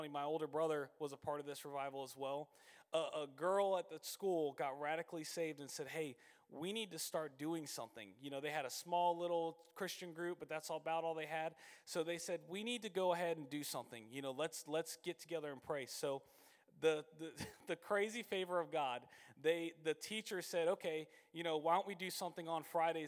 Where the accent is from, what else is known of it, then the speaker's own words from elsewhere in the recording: Citrus Springs, Florida, United States; So I grew up over in Citrus Springs